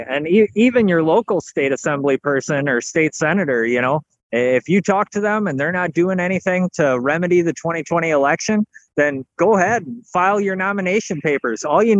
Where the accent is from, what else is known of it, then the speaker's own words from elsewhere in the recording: Appleton, Wisconsin, United States; I am born and raised here in Appleton, Wisconsin.